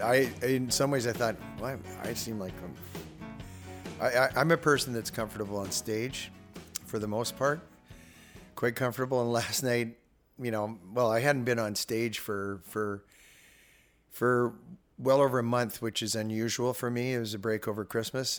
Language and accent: English; Calgary, Alberta, Canada; I was growing up in Calgary